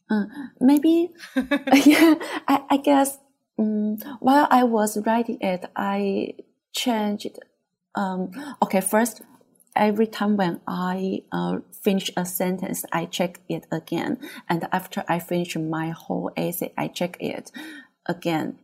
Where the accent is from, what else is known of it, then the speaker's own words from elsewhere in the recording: Taiwan; English is a second language; also born or lived in Taipei; I'm from Taiwan.